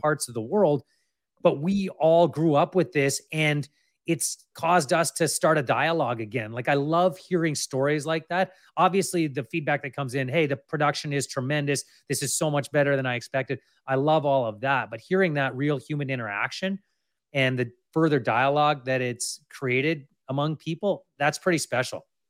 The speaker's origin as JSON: {"language": "English", "town": "Kamloops", "region": "British Columbia", "country": "Canada", "tie": "born or raised there", "also_born_or_lived": "Lower Mainland, British Columbia", "moved": "yes", "lives_now": "North Shore, Canada", "said": "I grew up in Kamloops. I've been in the Lower Mainland for, oh, geez, I don't even wanna count the years now. Thirty years, basically."}